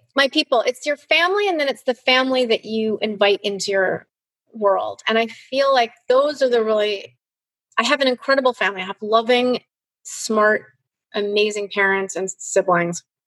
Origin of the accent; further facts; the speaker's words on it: Chicago, Illinois, United States; moved away; I grew up in Chicago in a really privileged environment